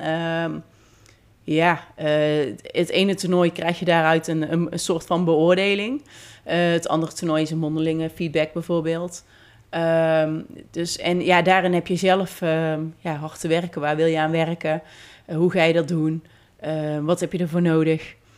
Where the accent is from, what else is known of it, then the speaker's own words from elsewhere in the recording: Netherlands; als Nederlander